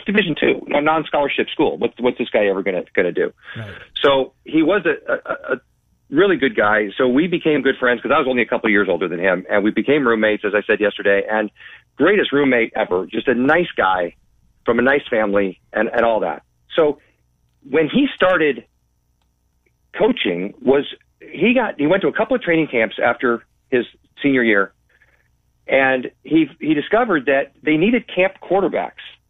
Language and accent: English; Bay Area, California, United States; also born or lived in St. Louis; I'm from the Bay Area.